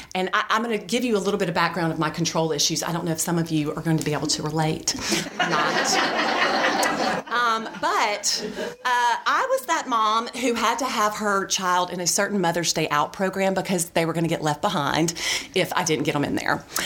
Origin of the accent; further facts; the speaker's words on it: Birmingham, Alabama, United States; also born or lived in Auburn, Alabama; I grew up here in Birmingham. I went to Shades Valley High School back when it was off of 280